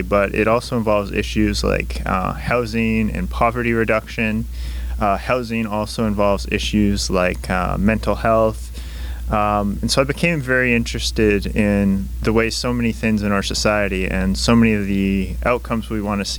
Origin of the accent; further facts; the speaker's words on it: Vancouver, British Columbia, Canada; also born or lived in Langley; I'm from Vancouver, and I also spent some time in Langley growing up